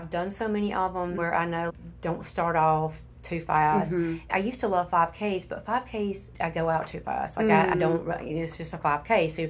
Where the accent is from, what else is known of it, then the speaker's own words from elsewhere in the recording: the South, United States; being from the South and going to California